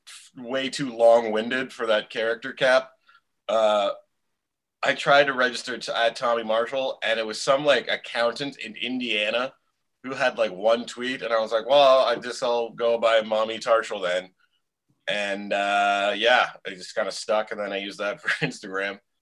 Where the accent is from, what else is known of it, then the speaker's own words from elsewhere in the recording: outside of Ottawa, Ontario, Canada; also born or lived in Montreal; now in Toronto, Canada; I grew up, I didn't even grow up in Ottawa proper. I grew up like outside of Ottawa, like surrounded by fields and forest.